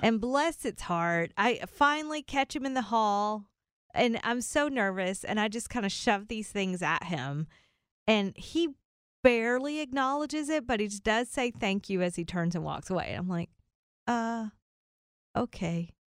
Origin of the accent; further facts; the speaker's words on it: the South, United States; I grew up in the South